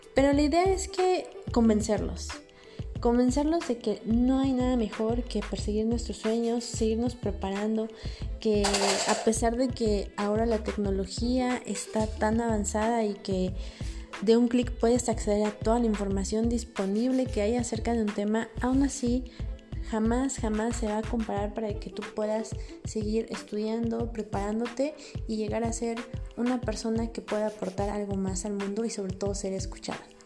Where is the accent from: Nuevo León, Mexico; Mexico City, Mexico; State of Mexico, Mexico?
Mexico City, Mexico; yo soy de la Ciudad de México, nací ahí